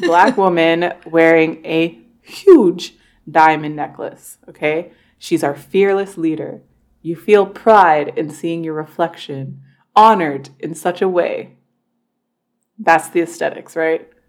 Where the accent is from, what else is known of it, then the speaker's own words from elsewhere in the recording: Toronto, Ontario, Canada; growing up in Toronto, we did celebrate Black History Month